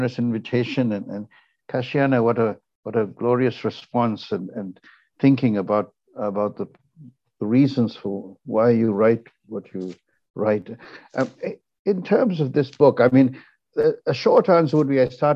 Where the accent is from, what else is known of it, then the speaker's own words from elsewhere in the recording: Ceylon, Northern Province, Sri Lanka; now in United States; I'm a Tamil from Ceylon, you know, a country that no longer exists. I mean, it's been renamed Sri Lanka